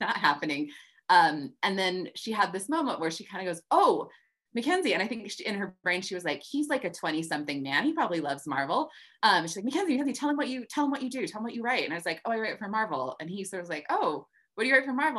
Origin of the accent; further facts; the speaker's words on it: the American West, United States; I grew up in the West